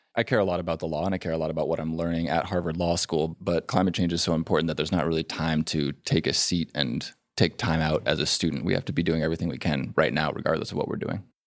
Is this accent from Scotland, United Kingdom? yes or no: no; York, Yorkshire and the Humber, United Kingdom; I'm from York in England